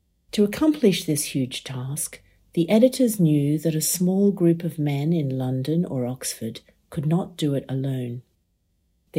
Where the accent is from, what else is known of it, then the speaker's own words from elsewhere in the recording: Australia; As an Australian